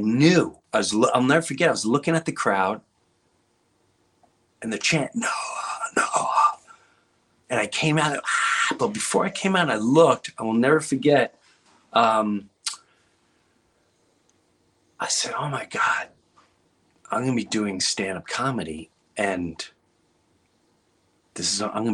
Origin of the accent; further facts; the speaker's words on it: Long Island, New York, United States; moved away; also born or lived in Florida; I grew up in Long Island